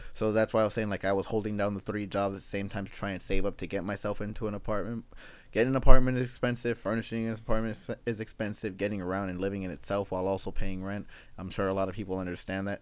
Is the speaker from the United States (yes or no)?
yes; Los Angeles, California, United States; also born or lived in Sacramento; born and raised in South Central Los Angeles